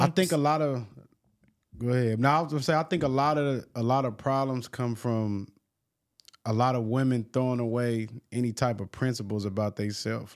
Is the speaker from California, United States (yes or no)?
yes; Long Beach, California, United States; I'm from Long Beach